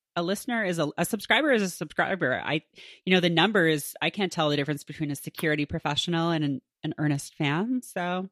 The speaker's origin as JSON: {"language": "English", "country": "Canada", "tie": "born or raised there", "moved": "yes", "said": "I grew up in Canada"}